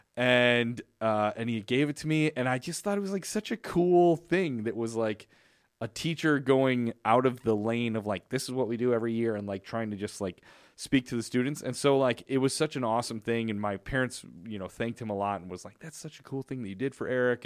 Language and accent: English; Chicago, Illinois, United States; I grew up in Chicago